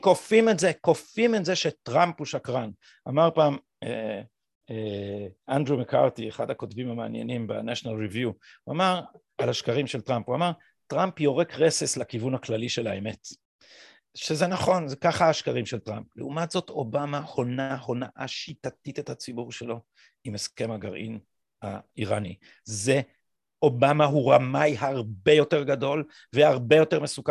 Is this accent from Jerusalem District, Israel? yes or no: yes; Jerusalem, Jerusalem District, Israel; born or raised there